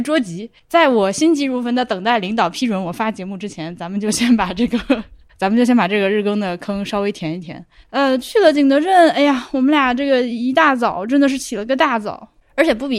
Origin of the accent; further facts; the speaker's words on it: Laohekou, Hubei, China; 我我家对我家小时候就老河口，我们家小时候也是个土坯房子嘛。